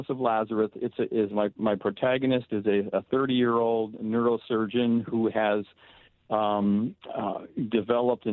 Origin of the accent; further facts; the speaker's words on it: Tempe, Arizona, United States; moved away as an adult; also born or lived in Canton, Ohio; now in Burbank, United States; I'm from Ohio. I was born in Canton, Ohio. Grew up in Tempe, Arizona, since the age of six